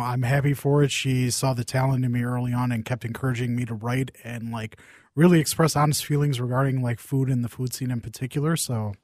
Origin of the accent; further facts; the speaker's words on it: Saint Paul, Minnesota, United States; I grew, I grew up in Saint Paul